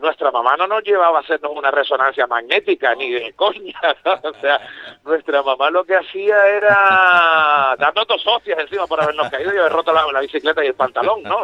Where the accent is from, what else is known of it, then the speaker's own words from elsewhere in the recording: Canary Islands, Spain; teníamos los complejos los canarios de nuestra manera de hablar